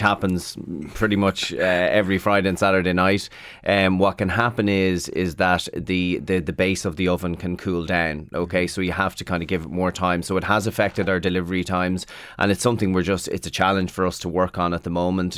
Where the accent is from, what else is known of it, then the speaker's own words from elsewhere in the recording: Carrickmacross, Ulster, Ireland; also born or lived in London; I'm from Carrick Macross in County Monaghan